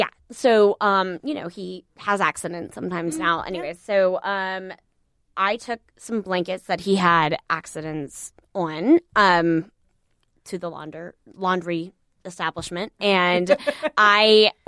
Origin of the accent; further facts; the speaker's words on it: Alabama, United States; I'm from Alabama